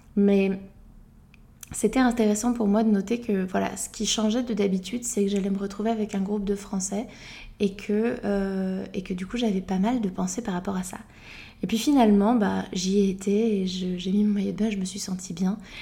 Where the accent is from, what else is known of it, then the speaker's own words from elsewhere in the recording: France; en tant que française